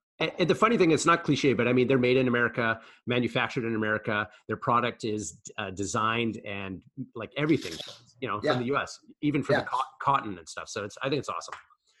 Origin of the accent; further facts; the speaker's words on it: United States; I'm American as well.